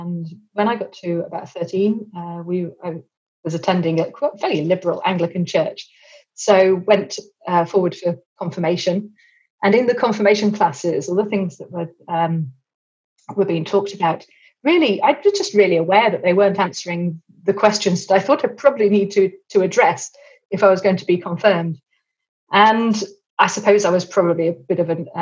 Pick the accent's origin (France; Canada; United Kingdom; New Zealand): United Kingdom; England; also born or lived in Cambridge; you probably tell that I'm English